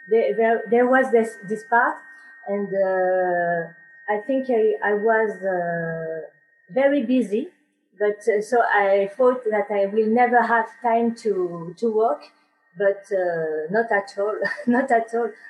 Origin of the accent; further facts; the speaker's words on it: France; English is a second language; i am a french uh, student in belly dance